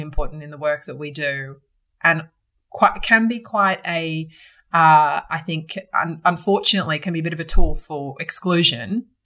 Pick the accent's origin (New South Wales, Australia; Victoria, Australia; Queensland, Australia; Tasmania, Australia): New South Wales, Australia; Sydney; I was born and bred in Sydney